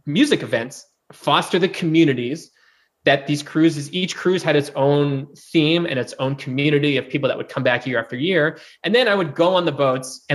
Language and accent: English; East Coast, United States; also born or lived in San Diego / Atlanta / New York City; now in Nashville, United States; I grew up on the East Coast.